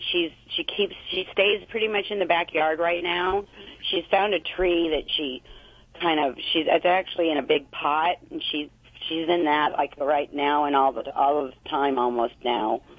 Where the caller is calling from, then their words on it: Huntington Beach, California, United States; I'm in Huntington Beach.